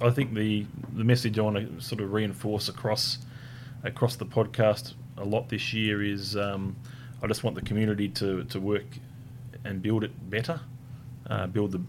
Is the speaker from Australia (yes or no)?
yes; Hobart, Tasmania, Australia; I was born in Hobart. It's a beautiful place